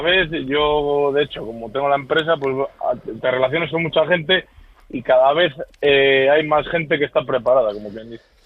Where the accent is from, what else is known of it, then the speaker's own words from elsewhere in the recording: Palencia, Castile and León, Spain; yo soy de Palencia